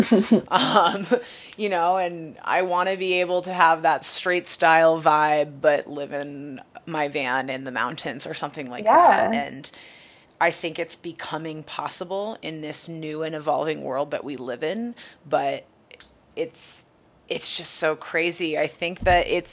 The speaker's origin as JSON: {"language": "English", "region": "Maine", "country": "United States", "tie": "born or raised there", "said": "I grew up Catholic in Maine"}